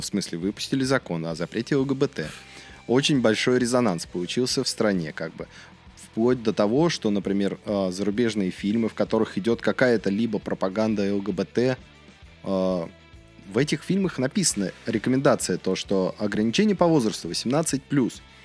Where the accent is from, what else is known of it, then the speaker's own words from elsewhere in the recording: Russia; я не испанец, я в России вырос, я в России живу